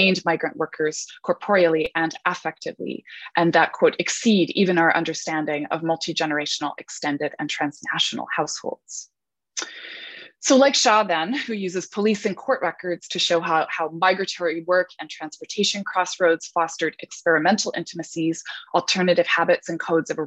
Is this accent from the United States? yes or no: no; Canada; as a second generation Canadian scholar of Chinese and white British descent